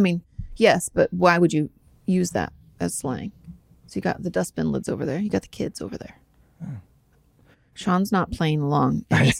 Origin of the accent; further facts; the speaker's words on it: London, United Kingdom; I grew up in the East End of London where we have Cockney rhyming slang.